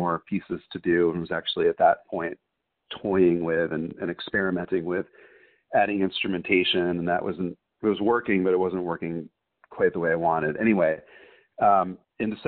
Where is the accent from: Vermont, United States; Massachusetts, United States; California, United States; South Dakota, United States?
Vermont, United States; I'm from Vermont, so one room schoolhouses, even when I was a kid, were a thing